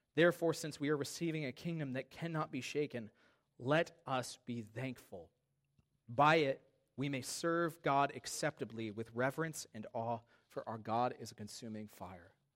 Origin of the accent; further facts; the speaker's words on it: United States; I am a proud American